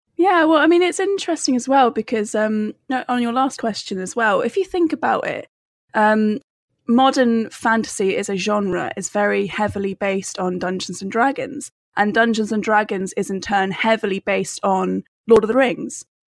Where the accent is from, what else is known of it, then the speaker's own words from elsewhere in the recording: United Kingdom; also born or lived in Cornwall / Wales; I'm Cornish and Welsh.